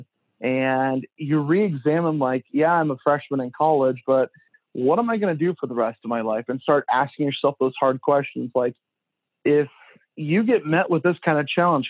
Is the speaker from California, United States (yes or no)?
no; Ulysses, Nebraska, United States; Always born and raised in Nebraska. Ulysses is like my hometown.